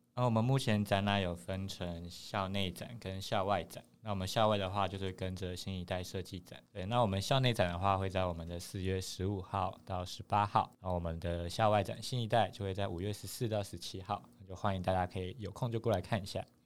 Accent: Taipei, Taiwan; 我是台北人啊

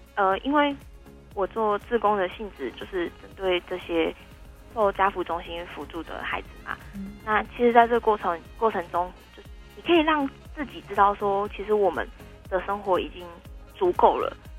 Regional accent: Tainan, Taiwan; 因为我是台南人

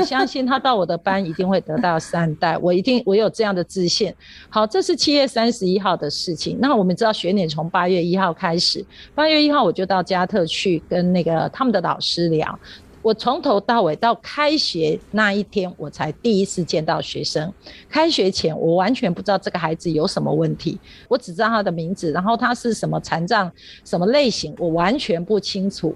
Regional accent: Yunlin County, Taiwan; also born or lived in Chiayi City, Taiwan; 我住云林，我一直在嘉义上班

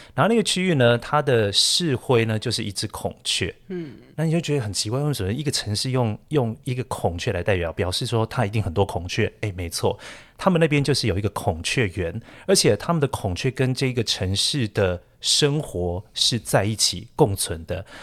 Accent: Yilan, Yilan County, Taiwan; 我是来自宜兰，所以我非常喜欢下雨的声音

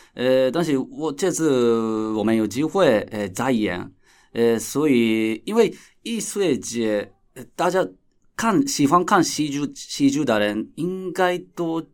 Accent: Japan; Chinese is a second language; 我是来自日本的导演

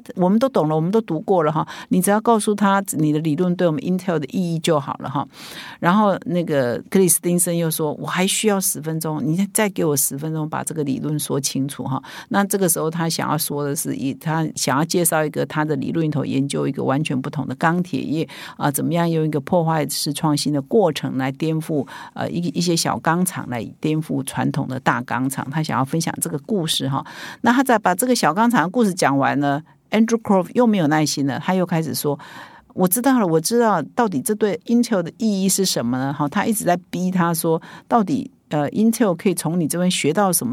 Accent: Taiwan; 我们台湾人

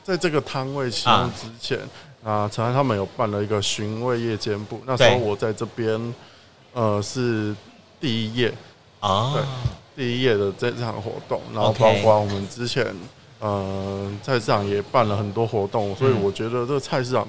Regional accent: Gangshan, Kaohsiung, Taiwan; 呃，我从小时候的时候，那时候在冈山，呃，最近可能啊，应该是有保留成功的保留下来的新兴市场。哦，对，那那是我孩提时候，我外婆家在那边。

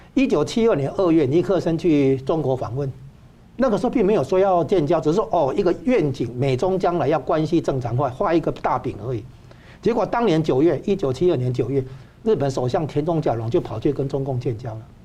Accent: Taiwan; 现在我们台湾这边要把它稍微，呃，扭转一下

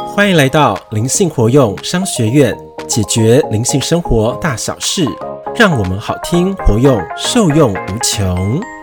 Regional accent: Kaohsiung, Taiwan; moved away; 我毕竟小时候在那个嗯。就是高雄嘛，对，对，美浓对，对，对。生活了一段时间

